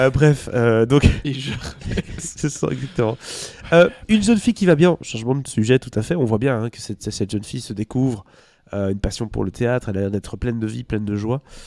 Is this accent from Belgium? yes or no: yes; Belgium; chez nous en Belgique